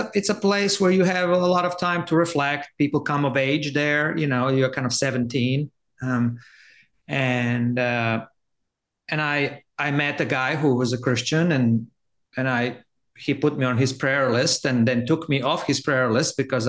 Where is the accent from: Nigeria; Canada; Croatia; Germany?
Croatia; Zagreb, City of Zagreb; moved away; I grew up in Zagreb, which is capital of Croatia.